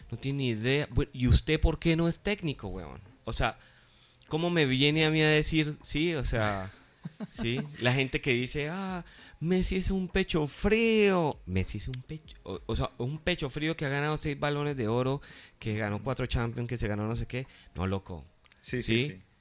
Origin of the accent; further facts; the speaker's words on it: Colombia; eh, todos somos colombianos